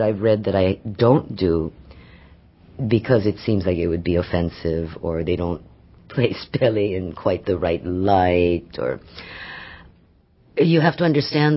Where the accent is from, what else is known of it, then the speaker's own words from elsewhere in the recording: Hawaii, United States; I've grown up in Hawaii, but I'm not of, I don't have any Hawaiian blood.